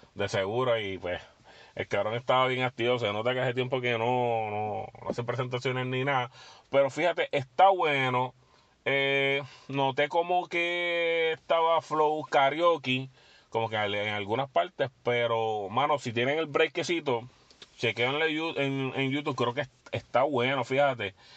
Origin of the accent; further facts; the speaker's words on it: Puerto Rico; nosotros como puertorriqueños